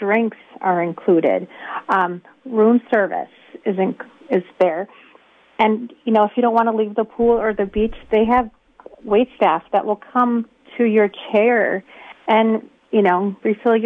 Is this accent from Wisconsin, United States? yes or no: yes; Rubicon, Wisconsin, United States; I'm from Rubicon